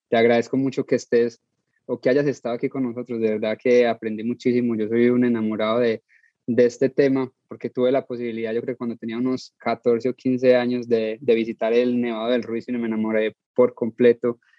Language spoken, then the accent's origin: Spanish; Colombia; Soy colombiano